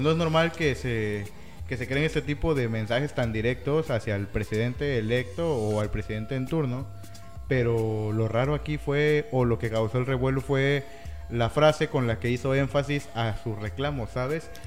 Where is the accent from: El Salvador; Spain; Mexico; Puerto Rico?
Mexico